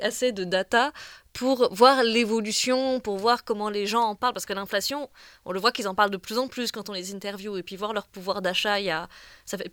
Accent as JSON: {"language": "French", "town": "Bourg-la-Reine", "region": "Île-de-France", "country": "France", "tie": "born or raised there", "moved": "as an adult", "lives_now": "Tunis, Tunisia", "said": "j'ai grandi à Bourg-la-Reine, en banlieue parisienne"}